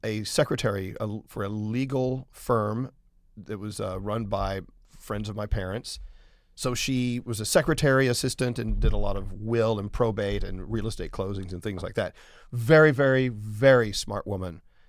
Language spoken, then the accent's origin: English; McKinney, Texas, United States; I'm from McKinney, Texas, which is 30 miles north of Dallas. It used to be out in the country, but now everything has grown between Dallas and McKinney, so it's a part of Dallas. So I grew up in the shadows of Big D, so to speak.